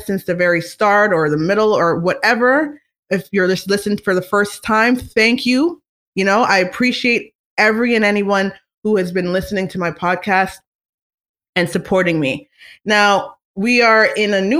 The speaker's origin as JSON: {"language": "English", "town": "Toronto", "region": "Ontario", "country": "Canada", "tie": "born or raised there", "said": "I'm from Scarborough, Ontario"}